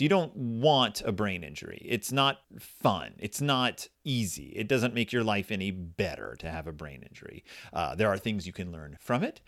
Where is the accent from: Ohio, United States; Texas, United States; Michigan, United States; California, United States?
Texas, United States; I grew up in Texas